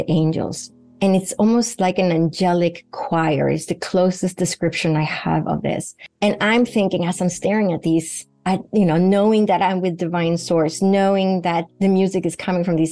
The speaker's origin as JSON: {"language": "English", "country": "Sweden", "tie": "born or raised there", "moved": "yes", "said": "Sweden, where I grew up in Northern Europe"}